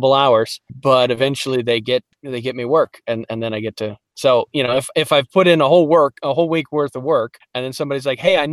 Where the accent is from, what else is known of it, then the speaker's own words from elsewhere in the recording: Detroit, Michigan, United States; accent: Midwestern; also born or lived in Alaska; I'm from Detroit, Michigan